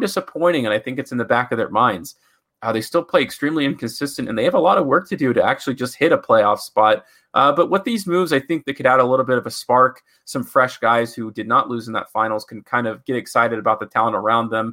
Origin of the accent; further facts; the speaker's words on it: Las Vegas, Nevada, United States; we are from Vegas